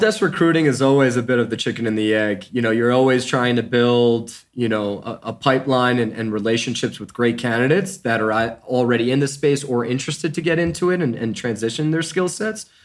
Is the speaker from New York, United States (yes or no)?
yes; New York, United States; moved away as an adult; now in Denver, United States; I'm originally from New York. Um, grew up the youngest of six and graduated from Syracuse University